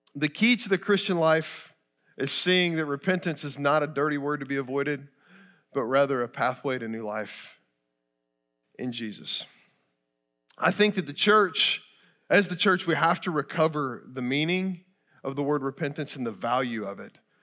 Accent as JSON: {"language": "English", "region": "Kentucky", "country": "United States", "tie": "born or raised there", "moved": "yes", "said": "I grew up in Kentucky, I bleed blue, go Cats"}